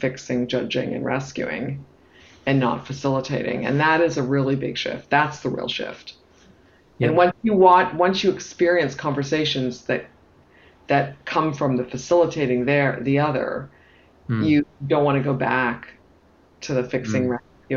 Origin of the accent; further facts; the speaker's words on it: Toronto, Ontario, Canada; moved away as an adult; also born or lived in United Kingdom / United States / France; So I'm from Toronto